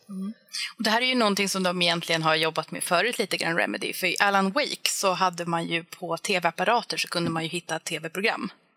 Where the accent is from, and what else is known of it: Finland; now in Sweden